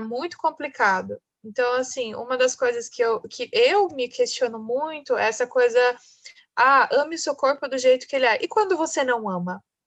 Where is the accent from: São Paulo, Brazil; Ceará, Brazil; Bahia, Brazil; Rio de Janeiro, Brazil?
São Paulo, Brazil; Pindamonhangaba; moved away as an adult; now in São Paulo, Brazil; eu sou do interior de São Paulo, sou de Pindamonhangaba, estou em Pindamonhangaba hoje, porque eu estou voltando para minha cidade natal